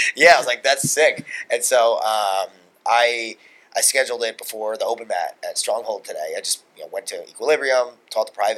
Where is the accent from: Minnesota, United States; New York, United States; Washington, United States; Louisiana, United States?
New York, United States; Long Island; we're both from Long Island